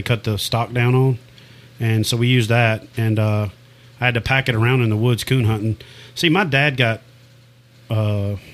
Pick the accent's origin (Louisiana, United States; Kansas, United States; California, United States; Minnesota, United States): Louisiana, United States; Ferriday; also born or lived in Jonesville, Louisiana; I'm originally from Faraday, which is where …, …